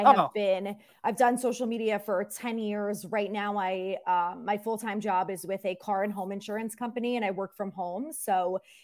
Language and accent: English; New Jersey, United States; now in Connecticut, United States; So I am actually originally from New Jersey, and that confuses a lot of people because I live in Connecticut now